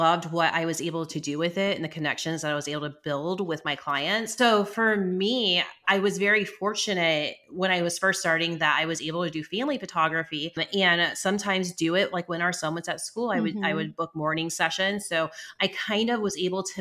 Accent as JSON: {"language": "English", "town": "Charleston", "country": "United States", "also_born_or_lived": "Massachusetts", "moved": "yes", "said": "I'm from Charleston."}